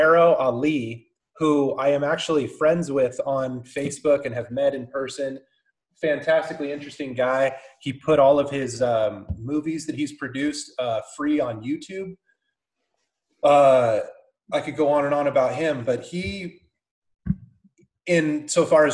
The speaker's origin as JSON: {"language": "English", "region": "California", "country": "United States", "tie": "born or raised there", "also_born_or_lived": "Lake Tahoe / Weed, California", "moved": "as an adult", "lives_now": "Bend, United States", "said": "We're in Bend, born and raised in California."}